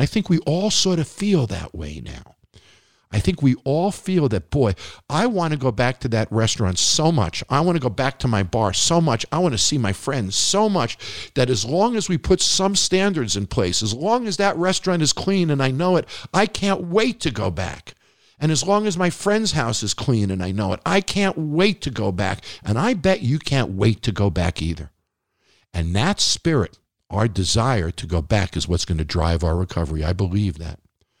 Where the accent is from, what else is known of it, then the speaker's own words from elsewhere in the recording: Nevada, United States; Hats off to Governor Sisolak from my home state of Nevada, who has not gotten the resources that a lot of other states have.